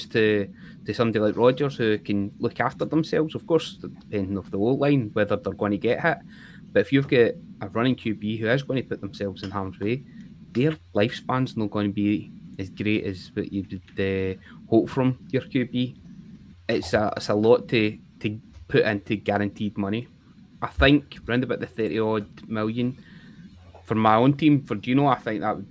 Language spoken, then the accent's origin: English; Scotland, United Kingdom